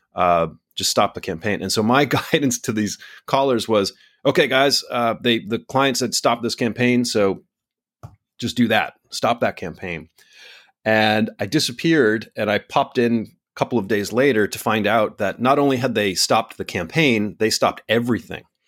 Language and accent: English; United States; now in Singapore; my home country of the United States